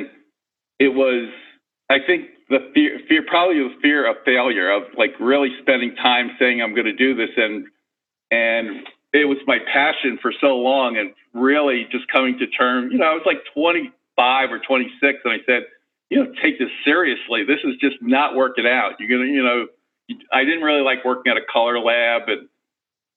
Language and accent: English; New York, United States; moved away as an adult; also born or lived in San Francisco; I grew up in New York, so I moved to San Francisco.